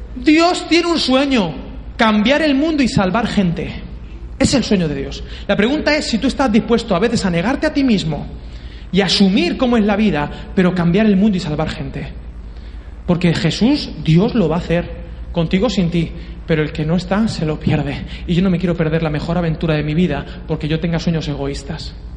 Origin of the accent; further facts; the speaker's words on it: Valencian Community, Spain; soy valenciano y soy así, de Poble